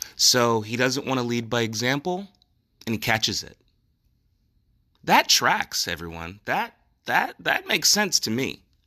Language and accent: English; New Jersey, United States; It's my home state